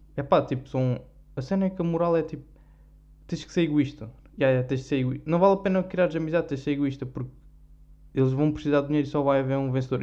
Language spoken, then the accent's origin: Portuguese; Algarve, Portugal; accent: Algarvian; como eu sou algarvio